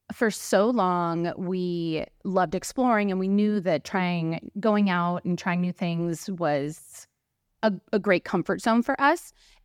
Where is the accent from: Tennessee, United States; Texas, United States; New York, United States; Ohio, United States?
Ohio, United States; Cleveland; moved away as an adult; also born or lived in Europe / Los Angeles; I'm from Cleveland, Ohio.